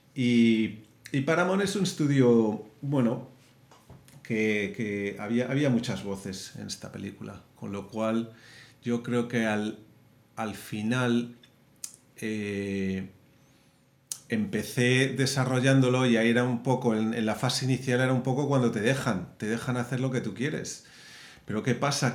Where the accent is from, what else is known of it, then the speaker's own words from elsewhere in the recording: Madrid, Community of Madrid, Spain; moved away as an adult; also born or lived in Las Palmas, Canary Islands / San Francisco / Portland; now in Los Angeles, United States; nací en Canarias, pero, pero crecí en Madrid. Ya. Fue ahí en donde estuve hasta que tenía 18 años.